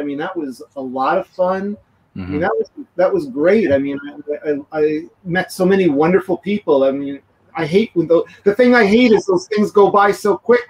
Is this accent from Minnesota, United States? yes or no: no; New York, United States; now in Japan; I'm a New Yorker.